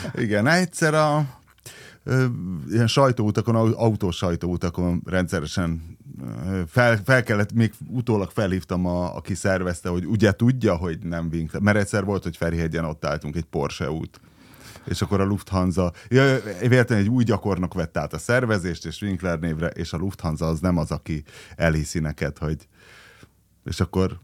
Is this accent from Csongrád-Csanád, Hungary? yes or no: no; Szombathely, Vas, Hungary; én ugye Szombathelyen nőttem fel, és az ottani gimiből kerültem egyből a szombathelyi laktanyába